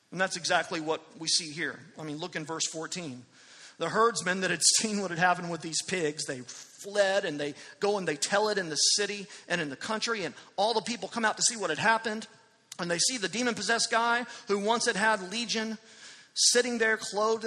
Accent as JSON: {"language": "English", "town": "Amarillo", "region": "Texas", "country": "United States", "tie": "born or raised there", "moved": "yes", "said": "I was in Amarillo last weekend, my hometown"}